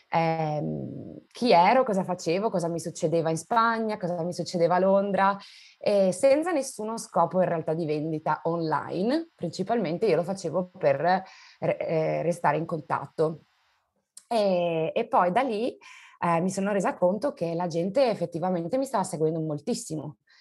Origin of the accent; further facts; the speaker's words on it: Pordenone, Friuli-Venezia Giulia, Italy; moved away as an adult; also born or lived in Spain / England; now in United Kingdom; io sono nata a Pordenone, quindi sono friulana